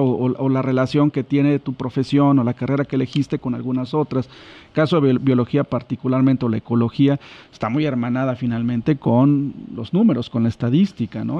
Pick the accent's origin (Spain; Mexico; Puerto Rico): Mexico; Chilpancingo, Guerrero; soy de Chilpancingo, bueno, aquí, aquí oriundo de, de, de, esta, de esta ciudad.